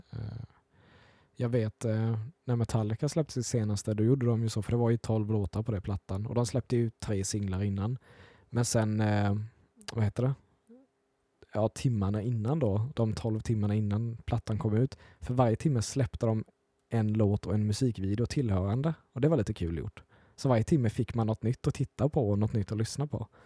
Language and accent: Swedish; Småland, Sweden; Ja, jag är från Småland, ja.